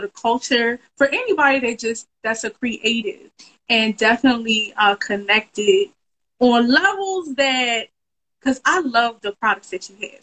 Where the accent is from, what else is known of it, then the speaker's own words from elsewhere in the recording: Philadelphia, Pennsylvania, United States; Philadelphia, my hometown